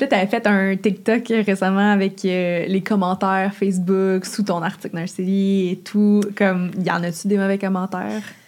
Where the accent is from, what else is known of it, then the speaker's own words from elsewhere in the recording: Gatineau, Quebec, Canada; Puis je viens de Gatineau, puis c'est comme une ville de fonctionnaires